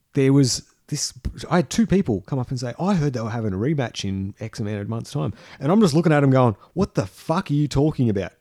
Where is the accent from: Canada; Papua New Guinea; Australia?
Australia; we live in Australia. We are Australian men, but we are men of the world